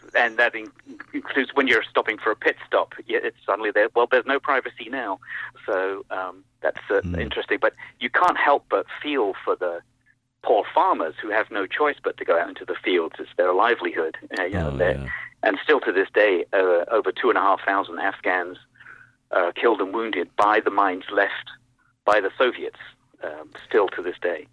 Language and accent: English; United States; as an American